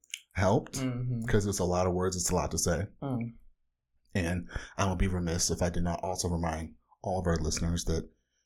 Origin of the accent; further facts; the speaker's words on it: Southern California, United States; I'm an asexual novelist, researcher, and bona fide comic book fanatic from the whitest part of Southern California.